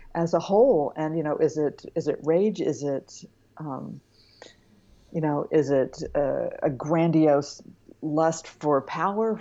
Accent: Santa Barbara, California, United States; also born or lived in Bay Area; I grew up in Santa Barbara

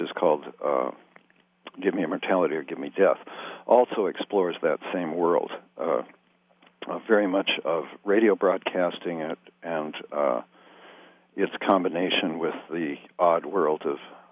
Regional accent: Fresno, California, United States; I grew up in Fresno, California

